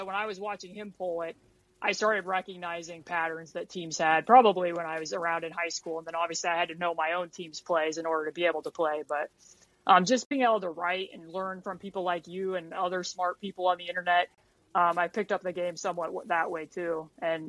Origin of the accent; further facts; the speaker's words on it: Indiana, United States; I grew up here in Indiana